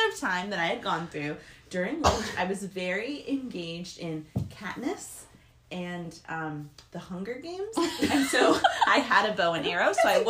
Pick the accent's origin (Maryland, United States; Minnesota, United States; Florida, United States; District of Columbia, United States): Florida, United States; Miami; now in Gainesville, United States; I'm from Miami, and I went through Hurricane Andrew